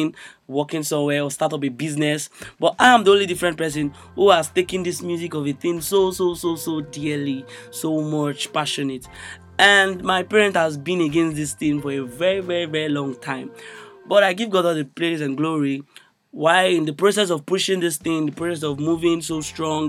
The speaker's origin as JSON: {"language": "English", "region": "Imo", "country": "Nigeria", "said": "from Imo State"}